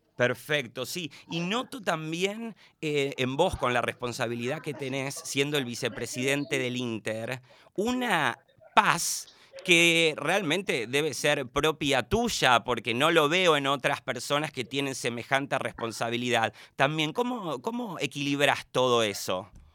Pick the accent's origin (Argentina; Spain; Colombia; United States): Argentina; Avellaneda, Buenos Aires Province; somos, de alguna forma, somos vecinos del, del Doque, de Doc Sud, de Avellaneda